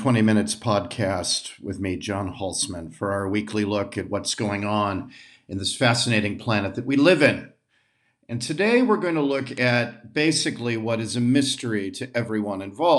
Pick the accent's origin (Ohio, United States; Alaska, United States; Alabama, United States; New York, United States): Ohio, United States; Rocky River; I grew up in Rocky River, Ohio, and on Lake Erie